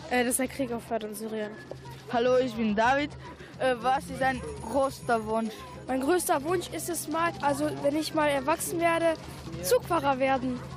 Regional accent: Albania; German is a second language; now in Germany; Ja, ich komme aus Albanien.

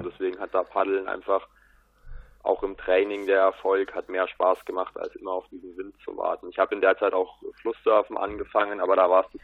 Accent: Bavaria, Germany; also ich komme aus der Ecke von München, ein bisschen im Süden, nahe der Berge. Bin 18 Jahre alt

